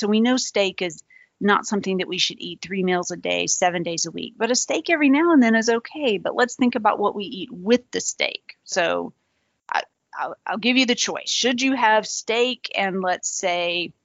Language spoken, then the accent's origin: English; the South, United States; I'm from the South